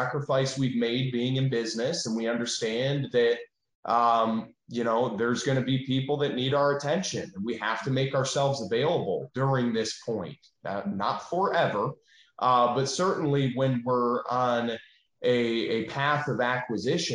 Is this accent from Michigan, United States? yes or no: yes; Michigan, United States; moved away as an adult; now in Tennessee, United States; we're not from Tennessee. We're from Michigan, and we moved here